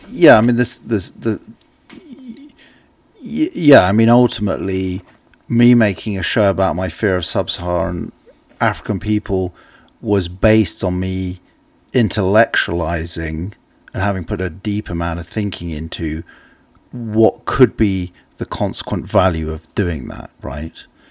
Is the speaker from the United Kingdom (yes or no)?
yes; England, United Kingdom; an English person